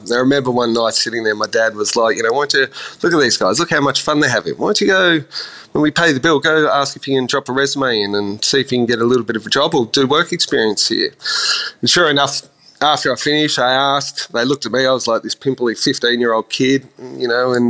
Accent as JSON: {"language": "English", "town": "Ballina", "region": "New South Wales", "country": "Australia", "tie": "born or raised there", "also_born_or_lived": "Sydney, Australia", "said": "Yeah, I sort of grew up New South Wales, born and raised in a little place called Ballina, south of Byron, for many years up until I was in about primary school, and then family moved to Sydney"}